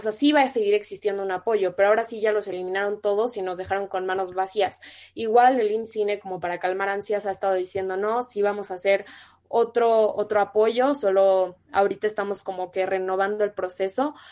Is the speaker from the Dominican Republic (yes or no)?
no; Sonora, Mexico; moved away; also born or lived in Mexico City; yo soy de Sonora, y a nosotros desde primaria nos enseñan de que los seris, los yaquis, los mayos